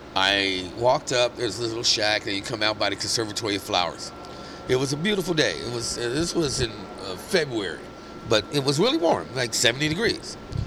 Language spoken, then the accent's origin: English; Vallejo, California, United States; I come from Vallejo, and I'm like, bridge? What is this, a river?